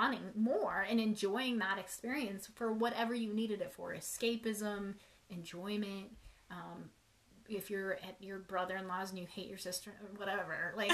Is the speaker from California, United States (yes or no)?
no; Montana, United States; We're from Montana